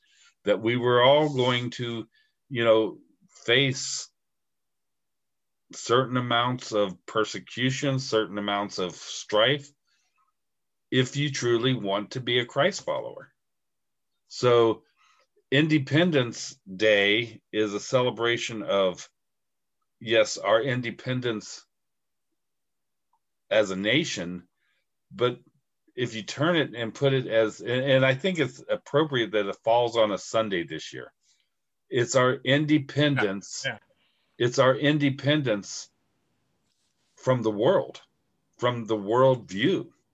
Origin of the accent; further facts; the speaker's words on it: United States; I'm proud to be an American. I'm proud to be living in this country right now.